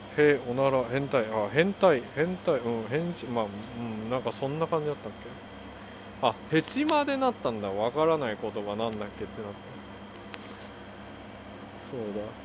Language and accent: Japanese; South Korea; Japanese is a second language; also born or lived in Japan; now in United States; 韓国人として生まれてよかった